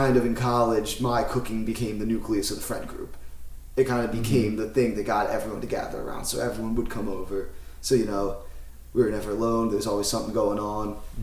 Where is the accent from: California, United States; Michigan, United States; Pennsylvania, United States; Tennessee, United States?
Pennsylvania, United States; Philadelphia; also born or lived in Florida; I grew up in the Main Line in Philadelphia